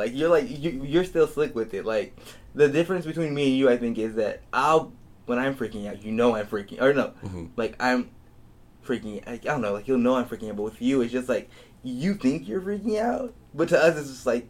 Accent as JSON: {"language": "English", "region": "Idaho", "country": "United States", "tie": "born there", "said": "Yeah, and I was born in Idaho."}